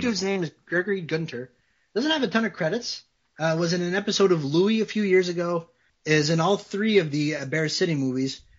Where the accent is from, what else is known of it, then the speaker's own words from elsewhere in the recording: Canada; I'm French, like I'm French Canadian